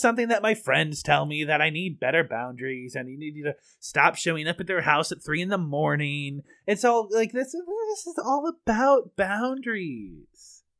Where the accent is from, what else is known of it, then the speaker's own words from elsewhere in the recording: United States; I'm American